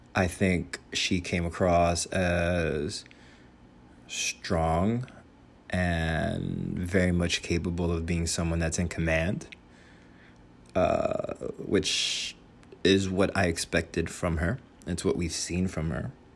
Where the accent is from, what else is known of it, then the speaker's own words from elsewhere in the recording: Union City, New Jersey, United States; I am from the Northeast, specifically New Jersey, specifically Hudson County, specifically Union City.